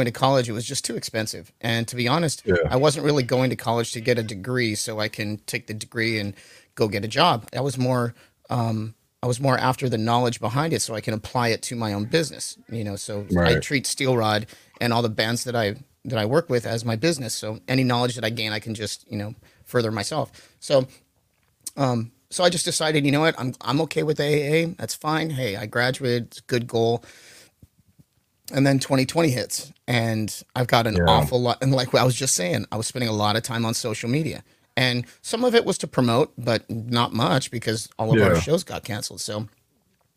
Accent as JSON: {"language": "English", "region": "California", "country": "United States", "said": "we're from California."}